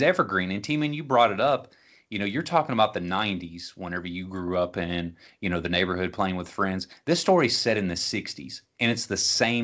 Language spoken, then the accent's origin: English; Franklin, Kentucky, United States; growing up in Westview Heights, which is lower middle class neighborhood in Franklin, Kentucky